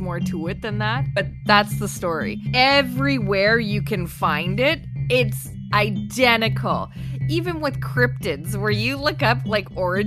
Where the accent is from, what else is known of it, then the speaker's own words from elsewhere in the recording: Canada; we're Canadian